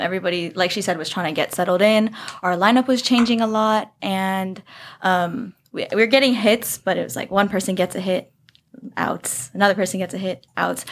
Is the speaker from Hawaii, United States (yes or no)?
yes; Hawaii, United States; moved away as an adult; I'm from Hawaii.